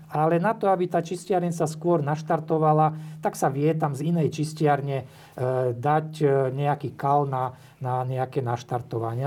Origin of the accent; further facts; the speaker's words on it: Zborov, Prešov Region, Slovakia; moved away as an adult; also born or lived in Bratislava; ja som rodák zo Zborova, to je taká väčšia, väčšia dedina pri Bardejove